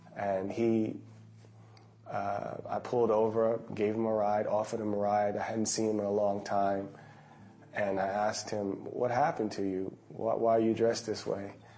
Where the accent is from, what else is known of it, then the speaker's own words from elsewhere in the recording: United States; now in Qatar; I'm from America